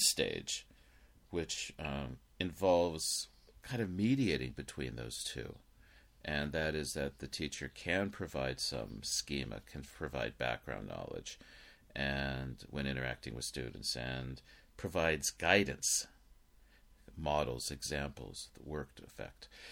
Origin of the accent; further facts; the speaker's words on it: Los Angeles, California, United States; growing up in Los Angeles